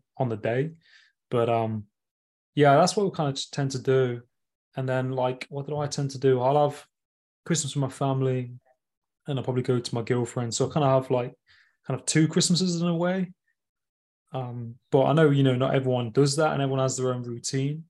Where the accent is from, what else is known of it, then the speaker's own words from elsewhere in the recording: Nottingham, East Midlands, United Kingdom; my hometown in Nottingham, like upcountry in the UK